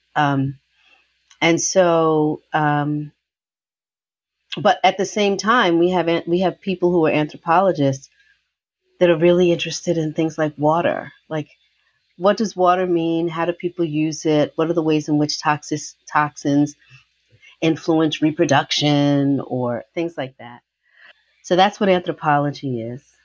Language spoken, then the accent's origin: English; New York City, New York, United States; I was born in Harlem, New York, um, and I lived in Harlem right near City College uh, until I was eight, and then my parents moved to an area of New York called Riverdale